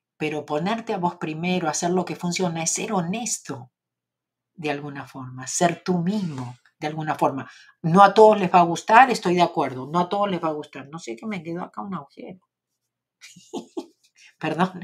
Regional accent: Argentina; accent: Argentine; con mi acento

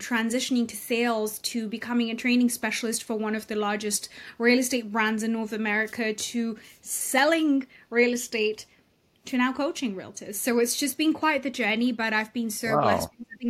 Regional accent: Austria; moved away; also born or lived in United Kingdom; And I grew up in Europe. I grew up in Austria, between Austria and Europe, like in the UK.

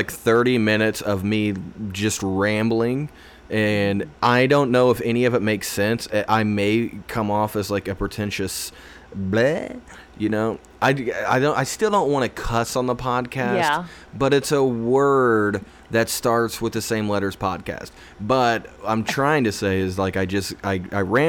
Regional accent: Indiana, United States; I'm from Indiana

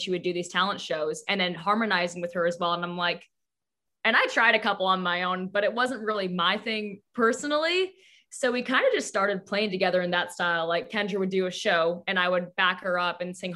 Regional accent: Hazen, North Dakota, United States; We grew up in Hazen, North Dakota

